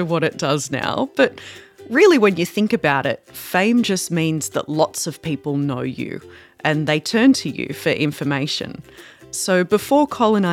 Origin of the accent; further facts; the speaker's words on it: Darug and Gundungurra country, New South Wales, Australia; I grew up on Darug and Gundagara country.